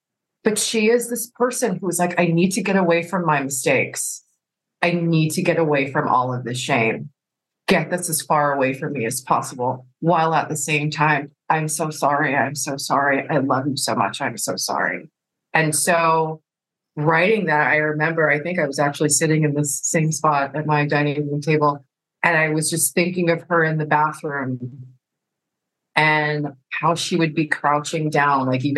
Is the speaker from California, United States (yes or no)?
yes; California, United States; born there; I am a military brat. Actually, my dad was in the Navy. I was born in California. I lived lots of places.